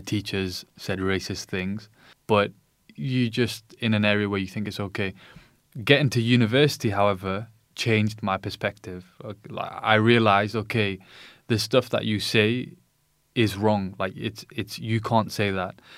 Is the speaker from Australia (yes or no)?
no; United Kingdom; I was born in the U K